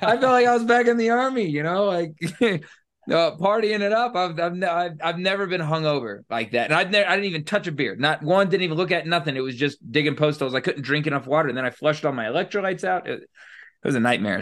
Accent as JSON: {"language": "English", "region": "Florida", "country": "United States", "tie": "born or raised there", "also_born_or_lived": "Louisiana / Texas / Northeast United States", "moved": "yes", "said": "I grew up in Florida and then lived for a long time in Louisiana and Texas and the Northeast"}